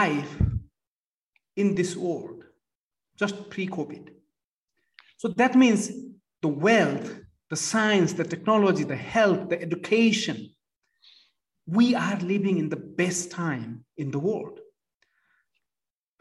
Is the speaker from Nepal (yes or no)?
yes; Nepal; moved away; At the age of 14, I started volunteering for Red Cross in Nepal. I come from Nepal.